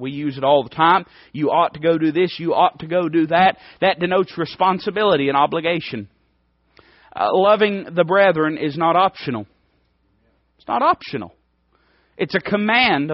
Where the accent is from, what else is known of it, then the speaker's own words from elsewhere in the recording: United States; I'm American. I'm as American as it gets.